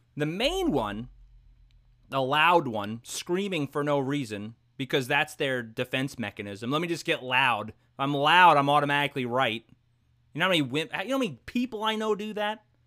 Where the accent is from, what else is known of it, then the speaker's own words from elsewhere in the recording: New York City, New York, United States; I grew up in Brooklyn, New York.